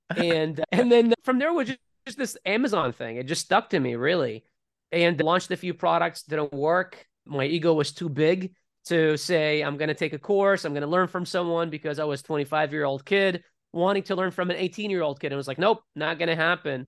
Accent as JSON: {"language": "English", "country": "Iraq", "tie": "born or raised there", "moved": "yes", "said": "as I was growing up in Iraq"}